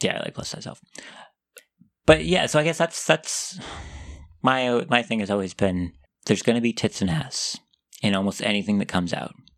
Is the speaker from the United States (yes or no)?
yes; United States; accent: American; I'm American